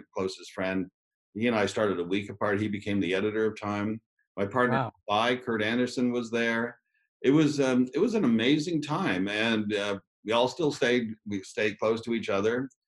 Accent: Ottawa, Ontario, Canada; I grew up in Ottawa in Canada

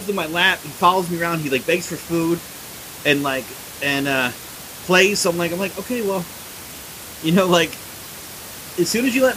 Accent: Philadelphia, Pennsylvania, United States; I grew up in Northeast Philly

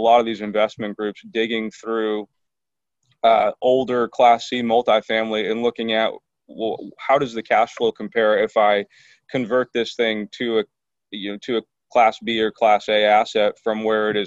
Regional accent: Portland, Oregon, United States; moved away as an adult; also born or lived in Eugene, Oregon; now in San Diego, United States; Portland, Oregon, born and raised pretty close to the Nike campus

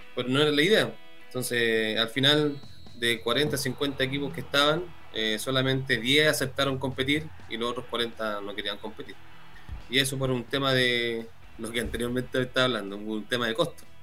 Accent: Chile; somos todos chilenos

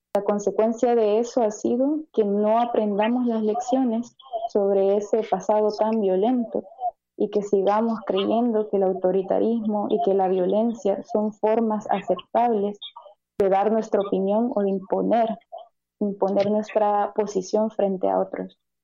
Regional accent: El Salvador; Como salvadoreños y salvadoreñas

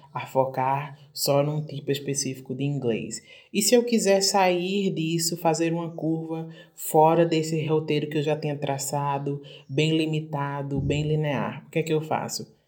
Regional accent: Brazil; a gente está aqui no Brasil, está aprendendo inglês como língua internacional, da nossa, a partir dessa nossa perspectiva de termos português como

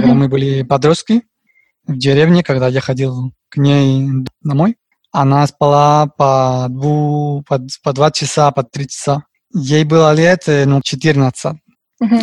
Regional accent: Madrid, Community of Madrid, Spain; Russian is a second language; also born or lived in Riga, Latvia; я испанец из города Мадрида, столица Испании

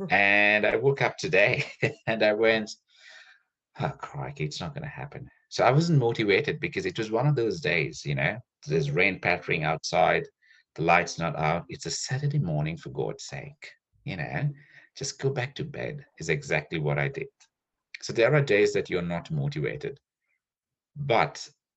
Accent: Sri Lanka; now in Australia; I grew up in Sri Lanka where there was a 30-year civil war

